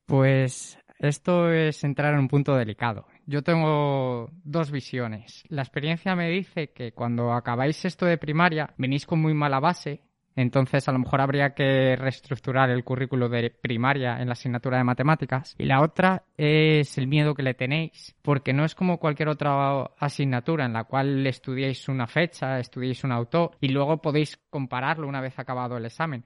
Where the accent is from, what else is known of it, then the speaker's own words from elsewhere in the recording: Zamora, Castile and León, Spain; moved away as an adult; also born or lived in Madrid / Asturias; Yo nací en Zamora y viví ahí hasta los 24 años